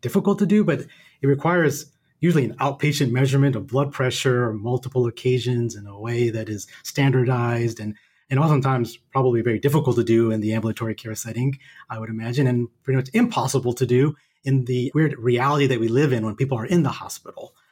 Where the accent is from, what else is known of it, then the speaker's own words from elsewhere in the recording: the South, United States; moved away as an adult; also born or lived in Seattle; now in Atlanta, United States; growing up in the South